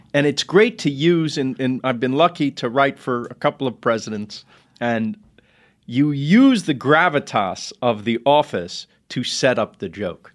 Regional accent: New York City, New York, United States; we're from Queens

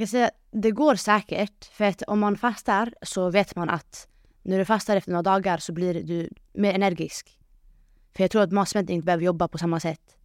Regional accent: Sweden; jag som invandrare, invandrartjej eh, från förorten

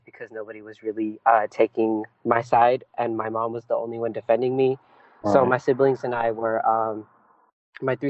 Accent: Bay Area, California, United States; first language Punjabi; English is a second language; I'm from the Bay Area in California. I'm born and raised here

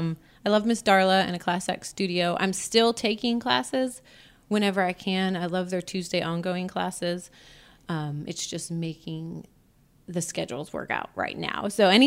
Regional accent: United States; born there; So the United States, where I was born, I never stayed very long.

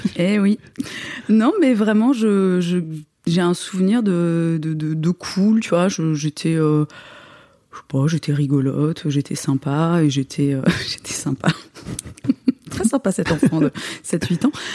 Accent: Moselle, Grand Est, France

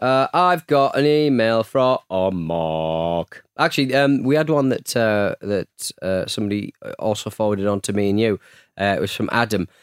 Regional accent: North East England, United Kingdom; I'm from the Northeast

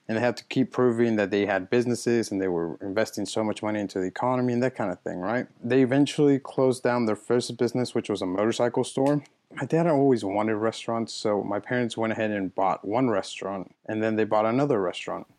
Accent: United States; also born or lived in Mexico; I've lived here my entire life. I've I mean, I did everything that everyone goes through in middle school, high school, college. So I mean, I'm I'm I'm as American as the next person

